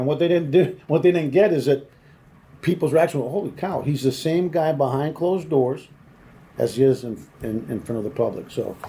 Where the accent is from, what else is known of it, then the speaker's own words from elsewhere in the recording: California, United States; now in Texas, United States; And, you know, I came to Texas from California, which immediately the assumption is you must be a left